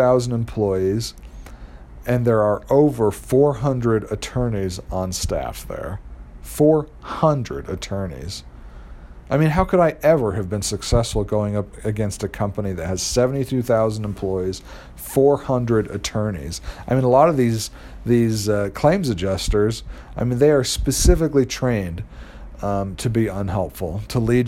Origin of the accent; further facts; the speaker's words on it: Los Angeles, California, United States; moved away as an adult; also born or lived in Utah; I was from Los Angeles